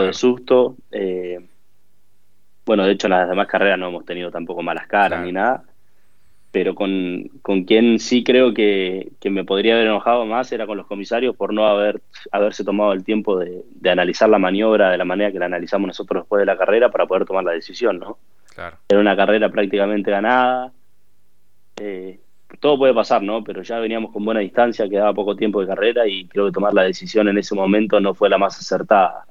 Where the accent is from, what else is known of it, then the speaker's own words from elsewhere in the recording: Concepción, Biobío, Chile; also born or lived in Bahía Blanca, Argentina; Mi familia se vino a vivir acá cuando yo tenía 7, 8 años. Eh, y, nada, yo después desarrollé gran parte de mi vida acá